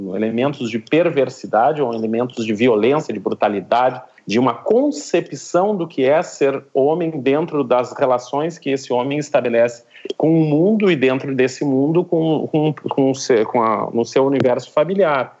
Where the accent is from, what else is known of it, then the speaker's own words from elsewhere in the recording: Rio Grande do Sul, Brazil; moved away as an adult; now in Recife, Brazil; eu sou gaúcho de, de nascença, mas já estou aqui em Recife, Pernambuco, já há 11 anos